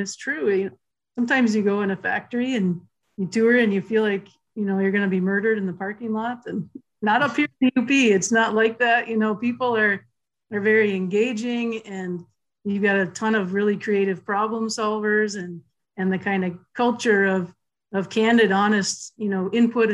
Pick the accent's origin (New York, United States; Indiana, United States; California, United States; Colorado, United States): Indiana, United States; central; moved away as an adult; also born or lived in South Bend, Indiana; now in Upper Peninsula, Michigan, United States; I was born in northern Indiana and grew up mainly in central Indiana, and moved up here to the UP about 15 years ago.